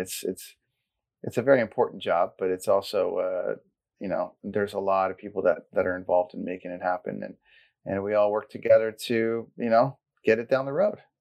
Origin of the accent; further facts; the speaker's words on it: Port Perry, Ontario, Canada; I grew up in Caesarea and Blackstock area, and then I ended up going to Port Perry High School